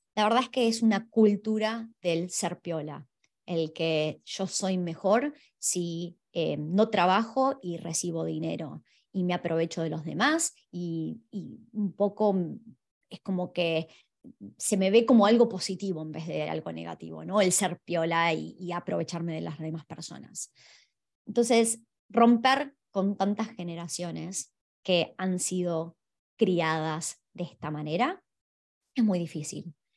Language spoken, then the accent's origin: Spanish; Argentina; now in Australia; aquellos que venimos de Argentina